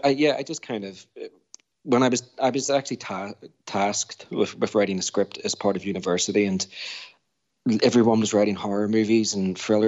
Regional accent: Belfast, Northern Ireland, United Kingdom; I grew up in North Belfast

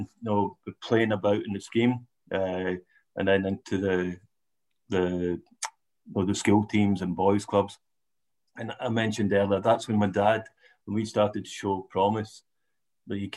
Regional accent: Larkhall, Scotland, United Kingdom; growing up in Latcall? You know, where we come from is notorious, a Ranger supporting town

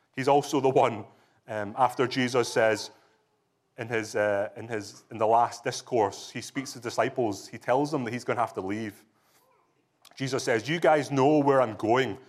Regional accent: Scotland, United Kingdom; moved away; also born or lived in England; I can testify as a Scottish person, having lived in England and married to an English woman

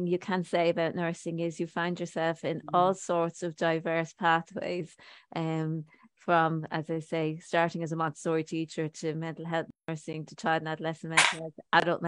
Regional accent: Ireland; I'm from Ireland

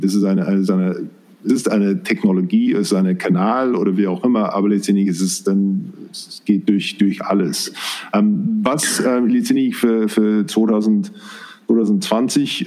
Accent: New Zealand; German is a second language; moved away; ich komme auch aus, äh, aus Neuseeland

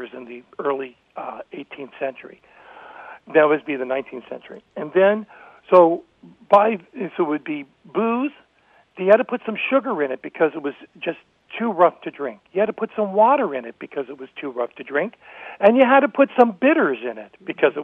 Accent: Oakland, California, United States; I was raised in Oakland

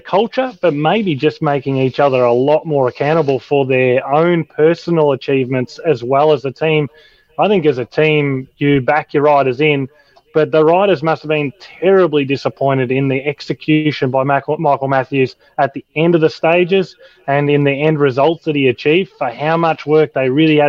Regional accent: Australia; as an Australian and as Australians

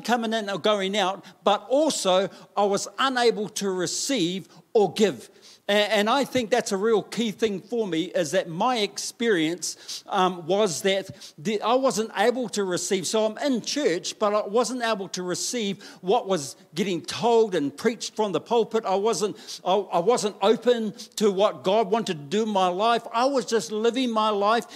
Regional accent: Taranaki, New Zealand; I grew up in Taranaki

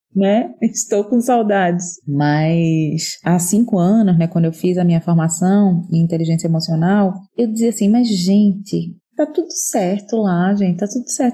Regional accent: Recife, Pernambuco, Brazil; moved away; ser pernambucana diz muito sobre mim, apesar de estar fora da minha terra já há muito tempo

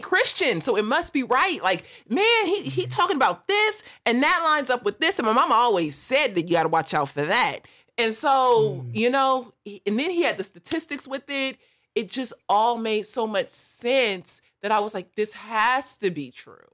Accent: Los Angeles, California, United States; I grew up in South

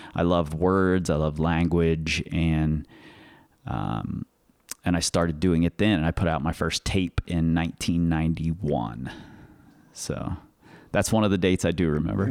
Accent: Cincinnati, Ohio, United States; now in Lander, United States; I'm originally from Cincinnati, Ohio.

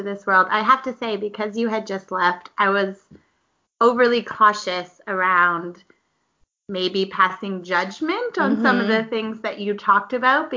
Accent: Toronto, Ontario, Canada; I'm from Toronto

